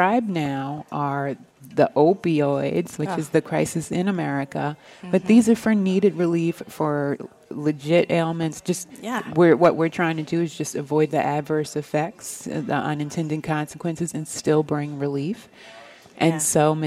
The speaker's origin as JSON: {"language": "English", "region": "New York", "country": "United States", "moved": "as an adult", "lives_now": "Los Angeles, United States", "said": "I am a New Yorker. I'm a New York convert, though"}